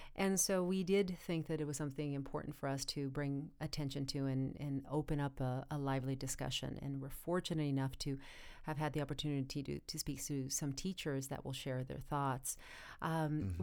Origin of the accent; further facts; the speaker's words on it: United States; as Americans and as American students